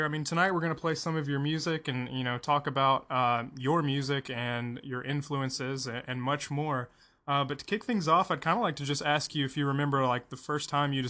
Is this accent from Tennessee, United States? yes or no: yes; Tennessee, United States; I'm from Tennessee